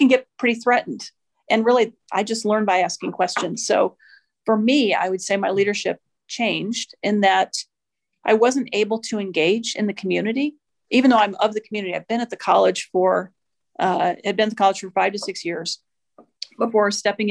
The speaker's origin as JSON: {"language": "English", "region": "Midwest", "country": "United States", "also_born_or_lived": "Washington, D.C.", "moved": "as an adult", "lives_now": "New Mexico, United States", "said": "I'm originally from the Midwest. I spent about 20 years in DC. I've now been in New Mexico a little over 10"}